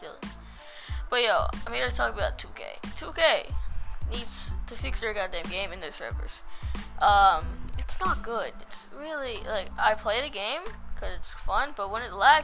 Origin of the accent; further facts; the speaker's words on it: Australia; I'm an Australian boy.